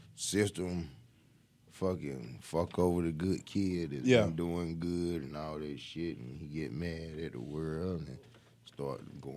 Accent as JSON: {"language": "English", "area": "the Quay", "region": "North Carolina", "country": "United States", "tie": "born or raised there", "said": "growing up in the Quay for me, it was shit. I worked all my damn life. My daddy was a farmer, so we worked in tobacco."}